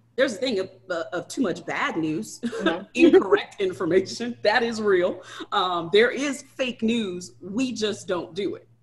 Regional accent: Ladson, South Carolina, United States; I am actually from Charleston

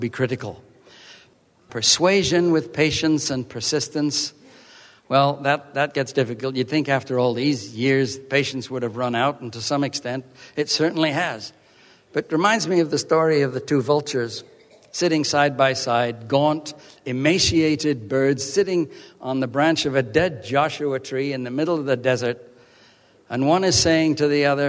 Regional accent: Vancouver Island, British Columbia, Canada; my hometown on Vancouver Island

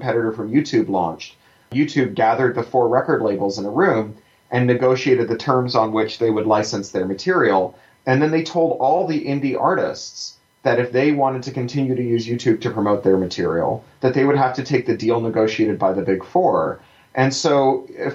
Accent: Canada; I'm a Canadian

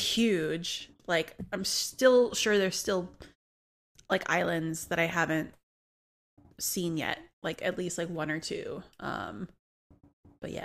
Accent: New Orleans, Louisiana, United States; I'm born and raised in New Orleans

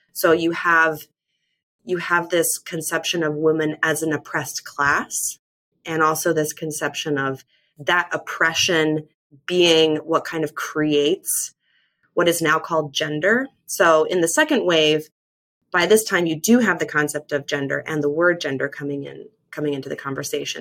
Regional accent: Mormon land, Western United States, United States; I was raised evangelical in the Western United States in kind of Mormon land

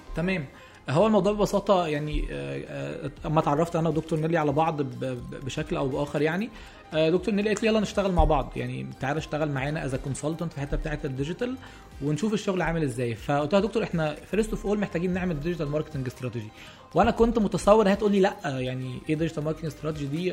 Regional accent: Egypt; عندنا في مصر

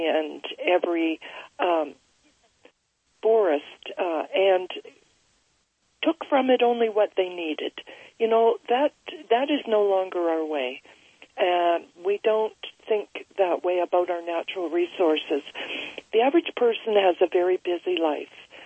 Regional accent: Vancouver, British Columbia, Canada; I'm just outside of Vancouver, British Columbia

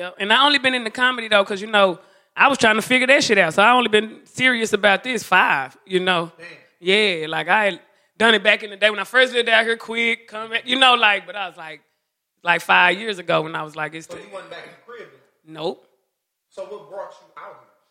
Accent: Dallas, Texas, United States; moved away; I'm from Oak Cliff, Texas, Dallas.

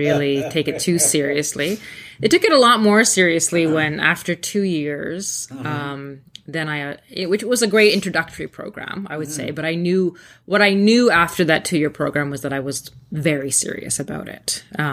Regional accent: Thunder Bay, Ontario, Canada; English is a second language; I grew up in Thunder Bay

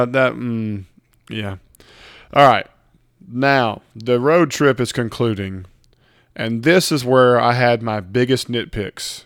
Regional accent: Mississippi, United States; we're from Mississippi

